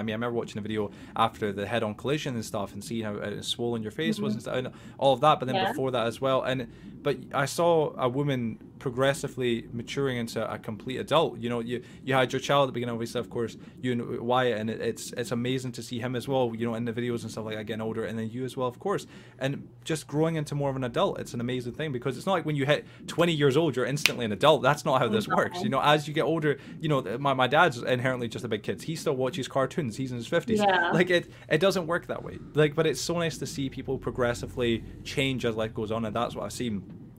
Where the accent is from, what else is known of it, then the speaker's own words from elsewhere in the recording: Scotland, United Kingdom; accent: Scottish; back then I am Scottish, but I've really made a huge effort in trying to lose the accent